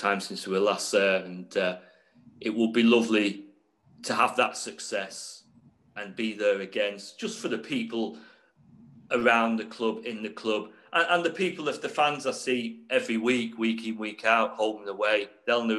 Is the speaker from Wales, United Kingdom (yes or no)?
no; Ormskirk, North West England, United Kingdom; now in Derby, United Kingdom; I was born just outside Liverpool in a place called Ormskirk.